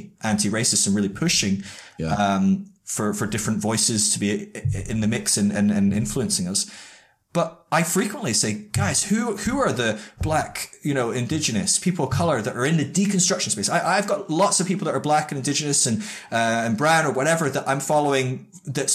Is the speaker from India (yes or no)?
no; Scotland, United Kingdom; also born or lived in Northern California; And I'm from the UK, and we've got quite a bit of diversity, but I'm Scottish